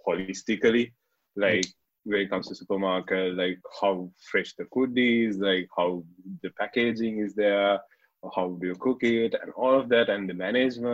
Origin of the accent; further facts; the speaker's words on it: Kandy, Central Province, Sri Lanka; I'm from Kandy originally.